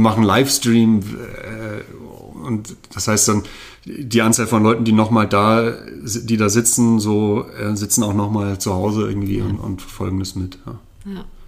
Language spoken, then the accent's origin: German; Berlin, Germany; now in Zürich, Switzerland; ich komme ja ursprünglich aus Berlin